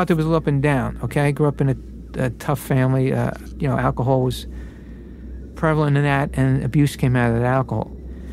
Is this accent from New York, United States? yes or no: yes; Brooklyn, New York, United States; I was grew up as an Irish Catholic in Brooklyn